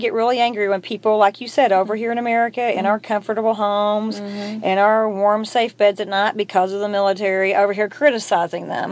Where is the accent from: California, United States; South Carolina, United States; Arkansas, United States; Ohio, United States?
Arkansas, United States; we're from Arkansas